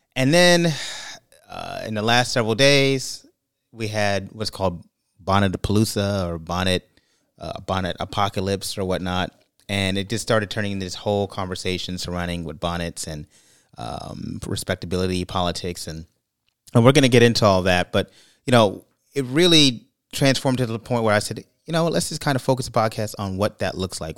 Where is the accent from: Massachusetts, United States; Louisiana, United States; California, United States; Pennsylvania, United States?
California, United States; moved away; also born or lived in Brooklyn, New York / Florida; I'm from California, and born and raised in California, Brooklyn, New York